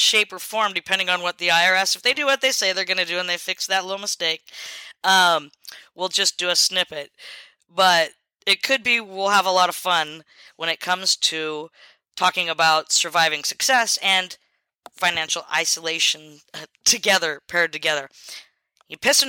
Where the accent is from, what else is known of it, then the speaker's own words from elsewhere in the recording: Selah, Washington, United States; moved away; I would go into town where I grew up. I was expelled from Selah High School in Washington